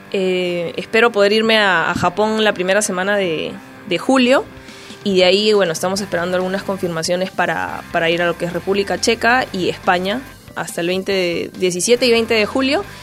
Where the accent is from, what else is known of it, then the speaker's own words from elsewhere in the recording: Peru; como peruanos que somos